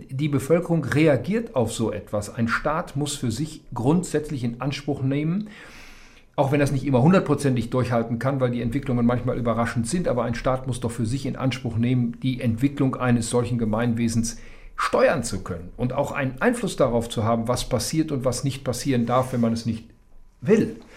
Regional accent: near the Ruhr area, North Rhine-Westphalia, Germany; also born or lived in Saarbrücken; Ich komme aus der Nähe des Ruhrgebietes.

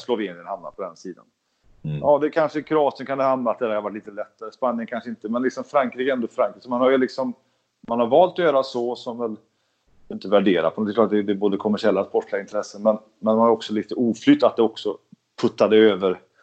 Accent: Sweden; jag är ju svensk

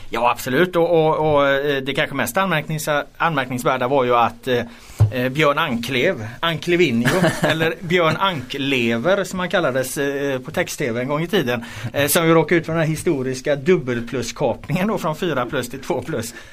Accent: Estonia; now in Gothenburg, Sweden; jag är ju från Estland liksom.

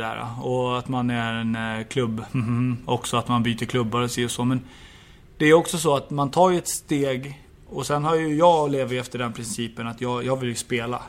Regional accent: Stockholm, Stockholm County, Sweden; moved away; also born or lived in Åtvidaberg; hem till Stockholm och, och Djurgården och min, min hemstad

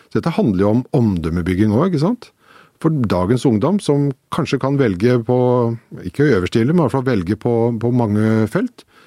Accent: Slemmestad, Akershus, Norway; Jeg kommer fra Slemmestad, som jo er et industrisam, eh, gammelt industrisamfunn.

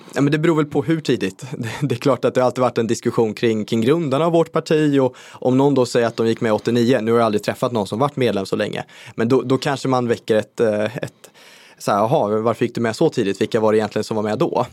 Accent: Skövde, Västra Götaland, Sweden; i min hemkommun Skövde

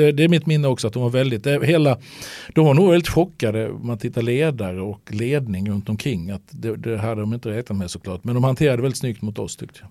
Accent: Halmstad, Halland County, Sweden; vi växte upp några hundra meter från varandra hemma i Halmstad

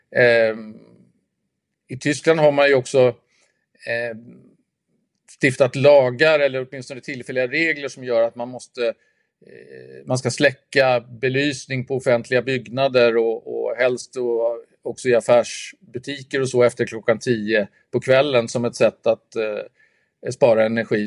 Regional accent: Sweden

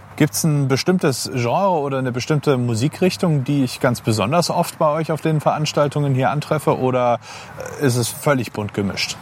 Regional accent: Leipzig, Saxony, Germany; 25, in Leipzig geboren und aufgewachsen

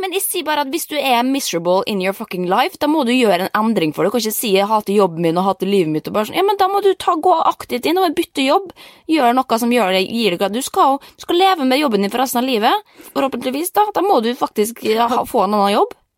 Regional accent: Norway; moved away; jeg har masse venner hjemme i Norge

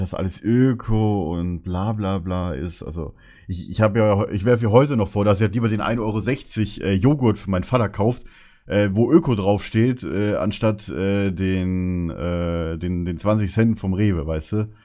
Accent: Bavaria, Germany; moved away

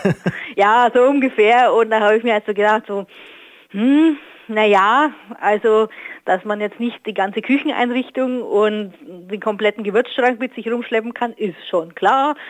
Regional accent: Northern Bavaria, Germany; now in Ruhr area, Germany; aus meiner alten Heimat, aus Nordbayern

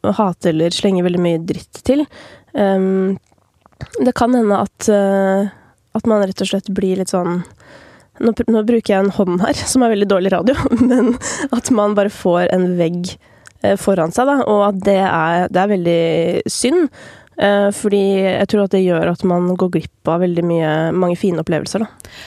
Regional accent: Oppegård, Akershus, Norway; satt jeg i kommunestyret i Oppegård, der jeg kommer fra

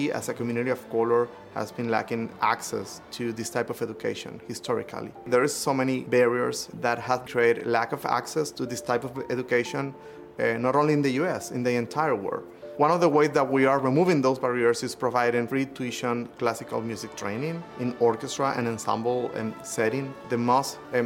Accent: Venezuela; moved away as an adult; now in United States; I grew up in El Sistema project in Venezuela

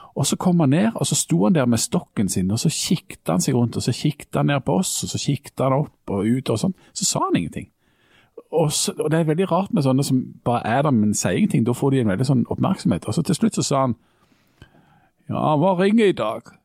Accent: Jæren, Rogaland, Norway; jeg er jo en jærbu

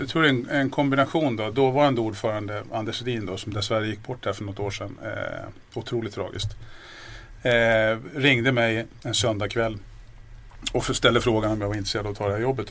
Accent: Järna, Stockholm County, Sweden; Född och uppvuxen ute i Järna

